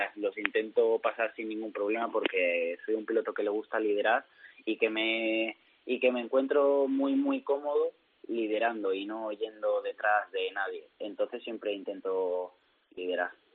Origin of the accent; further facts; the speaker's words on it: Madrid, Community of Madrid, Spain; now in Valencia, Spain; soy madrileño, pero vivo en Valencia